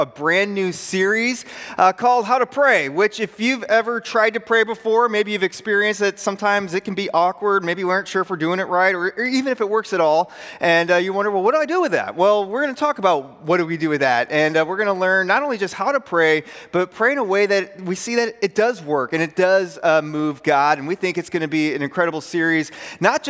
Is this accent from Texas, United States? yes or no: no; Pearl City, Illinois, United States; moved away; I went to high school in a rural northwest Illinois town called Pearl City, Illinois. You're wondering, well, how rural is it? Here's how rural it is. My hometown was 800 people